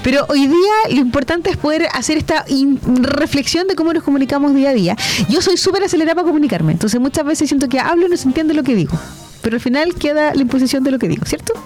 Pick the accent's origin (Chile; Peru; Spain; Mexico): Chile; somos los chilenos